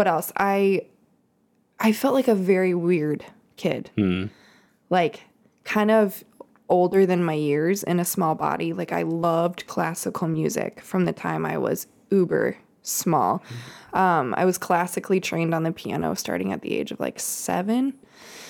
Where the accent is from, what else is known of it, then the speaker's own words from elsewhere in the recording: Topeka, Kansas, United States; I grew up in Kansas, Topeka, Kansas, capital, smack dab, Kansas, smack dab in the middle of the USA.